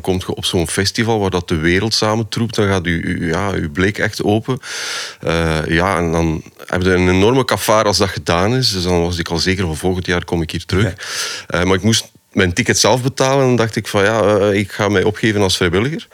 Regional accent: Poperinge, Flanders, Belgium; Ik ben van de Westhoek

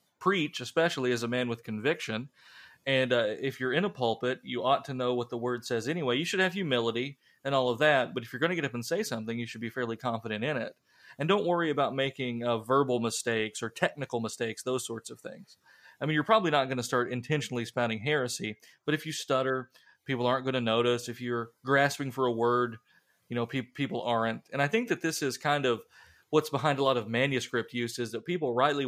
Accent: Columbus, Ohio, United States; born there; I was born in Columbus, could happen, but I don't know.

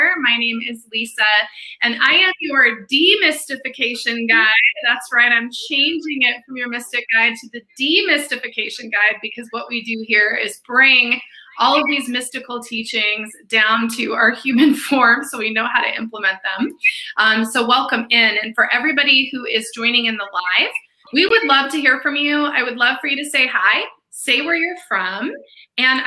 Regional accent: Denver, Colorado, United States; from Denver, my hometown

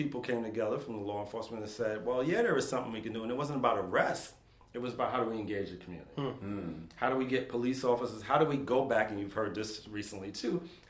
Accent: New York City, New York, United States; moved away as an adult; now in St. Louis, United States; I grew up in the Bronx when you saw all those old movies and kids running around drinking out of fire hydrants.

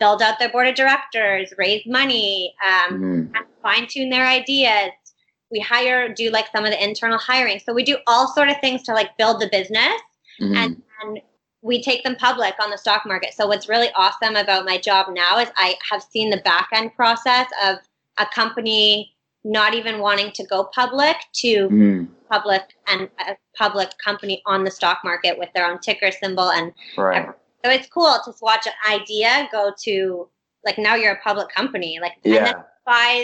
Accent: Windsor, Ontario, Canada; moved away as an adult; now in Toronto, Canada; growing up in Windsor, it's a small enough town

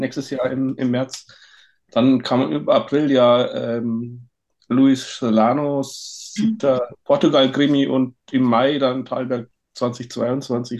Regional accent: Bavarian Forest, Germany; moved away; ich komme ja aus dem Bayerischen Wald, da bin ich aufgewachsen

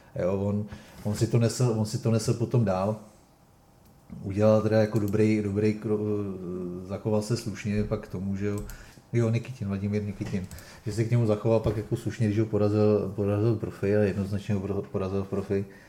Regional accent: Czechia; jsme Češi

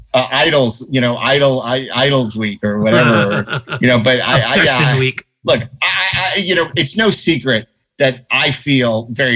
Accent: New York, United States; especially as a New Yorker, but as an American

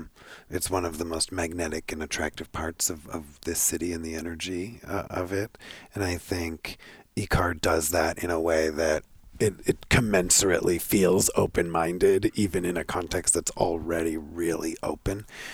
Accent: Canada; No, I'm Canadian.

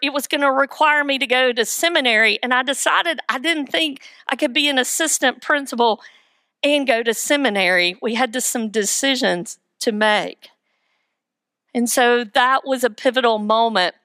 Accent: Weaverville, North Carolina, United States; I am from Weaverville, the metropolis

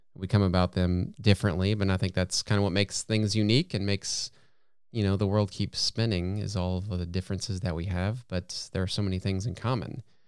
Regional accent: United States; an American

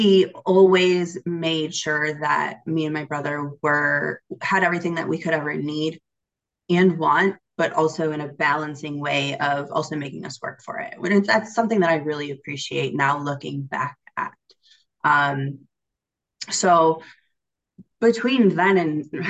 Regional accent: Michigan, United States; I was born and raised in Michigan, still here

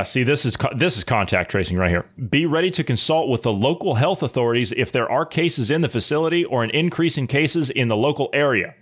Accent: United States; as an American, who's a common sense thinking person

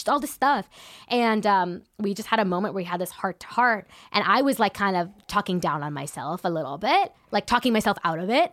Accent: San Ramon, California, United States; also born or lived in Danville, California; I grew up in San Ramon, California

